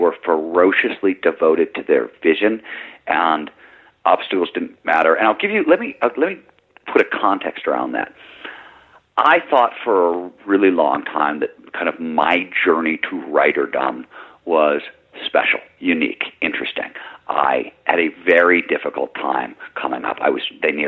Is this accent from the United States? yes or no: yes; Midwest, United States; I grew up in the Midwest